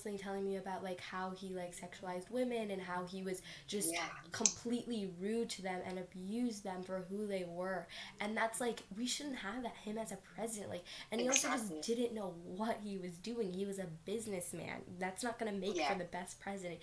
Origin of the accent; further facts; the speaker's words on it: United States; I was born here and I've lived here for 15 years. Like, I am an American through and through.